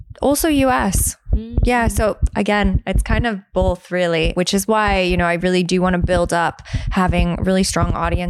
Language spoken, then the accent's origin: English; United States; moved away as an adult; now in United Kingdom; I was obviously from America.